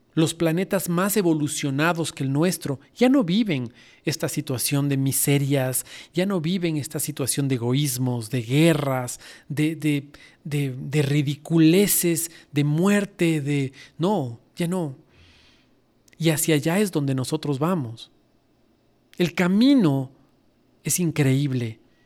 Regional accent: Ecuador; Fanesca es un plato riquísimo que nosotros hacemos en Semana Santa en mi país

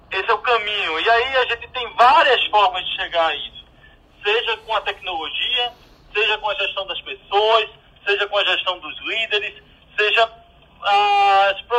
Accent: Vitória de Santo Antão, Pernambuco, Brazil; sou de Vitória de Santo Antão e a gente aqui é da terra da Pitu.

